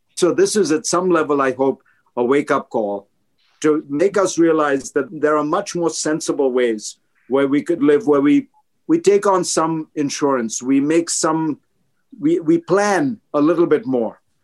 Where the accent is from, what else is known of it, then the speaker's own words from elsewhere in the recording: India; now in United States; I grew up in India, so I saw that kind of poverty